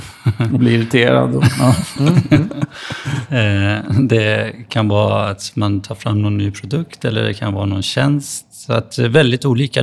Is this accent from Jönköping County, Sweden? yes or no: no; Stockholm, Stockholm County, Sweden; also born or lived in Flen; jag växte upp i Husby